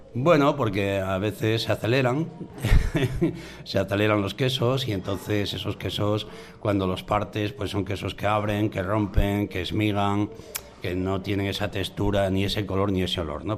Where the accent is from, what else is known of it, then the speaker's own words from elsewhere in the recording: Cantas, Asturias, Spain; also born or lived in Cabrales; yo soy de Cantas en realidad